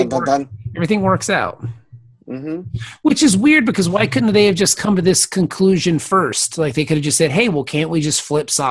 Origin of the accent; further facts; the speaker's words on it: Canada; It's a long, yeah, of course not. I'm French Canadian.